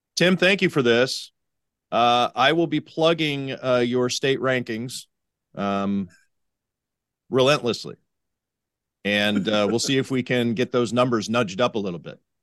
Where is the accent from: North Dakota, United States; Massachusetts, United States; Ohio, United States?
Ohio, United States; Cleveland; also born or lived in Las Vegas, Nevada; now in Buffalo, United States; my native Cleveland